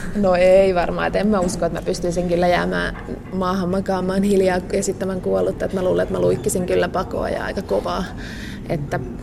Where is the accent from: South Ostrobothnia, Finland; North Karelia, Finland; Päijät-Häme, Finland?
Päijät-Häme, Finland; Asikkala; mä oon Asikkalasta ja Simo Heinolasta ja ne on saman järven rannalla kuitenkin päijät Hämeessä